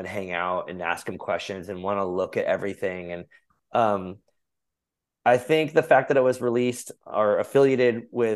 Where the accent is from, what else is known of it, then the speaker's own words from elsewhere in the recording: Arizona, United States; I grew up in Arizona